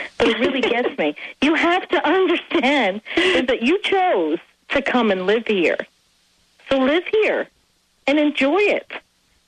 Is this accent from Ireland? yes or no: yes; Ireland; now in United States; I am Irish